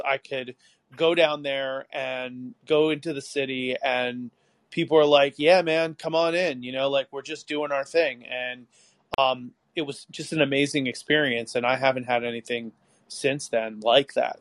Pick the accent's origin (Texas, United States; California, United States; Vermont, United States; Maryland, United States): Maryland, United States; outside of Baltimore; I grew up outside of Baltimore and then I moved out to this really farm town in the middle of nowhere